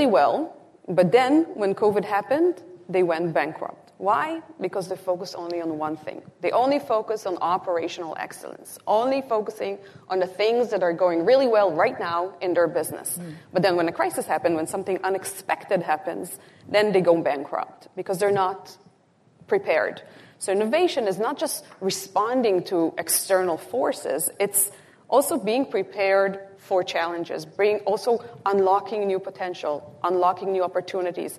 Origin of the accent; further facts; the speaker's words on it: Israel; moved away; I'm originally from Israel